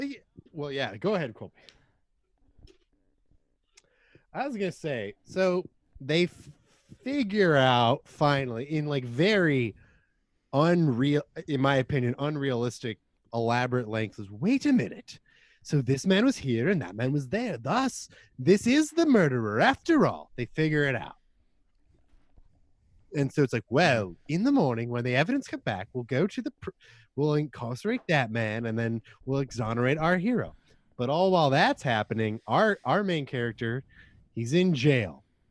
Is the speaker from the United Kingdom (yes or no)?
yes; London, United Kingdom; Yeah, that's right. I grew up in London.